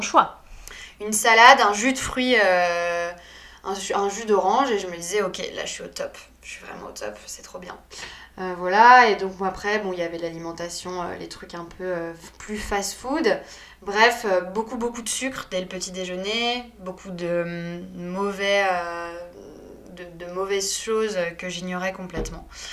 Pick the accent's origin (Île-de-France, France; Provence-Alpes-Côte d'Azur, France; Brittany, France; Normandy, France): Île-de-France, France; Paris; also born or lived in Saint-Malo; je suis née à Saint-Malo et après j'ai été rapatriée entre guillemets à Paris parce que mes parents y travaillaient